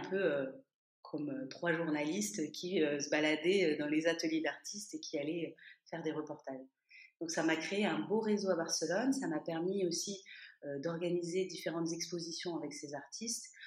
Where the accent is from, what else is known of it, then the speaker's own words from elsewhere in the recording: France; moved away as an adult; now in Toulouse, France; je suis française, mais j'étais partie pendant huit ans